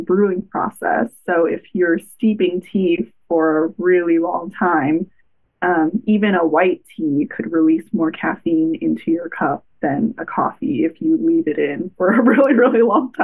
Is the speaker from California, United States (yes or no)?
yes; Los Angeles, California, United States; I grew up in Los Angeles